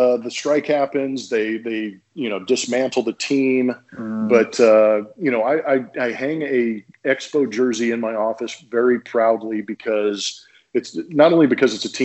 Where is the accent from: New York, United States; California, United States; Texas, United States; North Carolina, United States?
California, United States; Southern; I grew up in Southern California